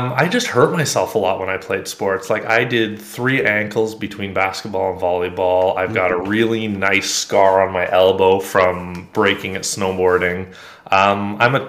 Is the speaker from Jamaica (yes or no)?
no; Ontario, Canada; I grew up just north of a small town, definitely not like in the suburbs, very rural area, pretty standard, what do they call it, the nuclear family. Okay. Went to school relatively close by, Canadian, by the way, north of Toronto, about an hour.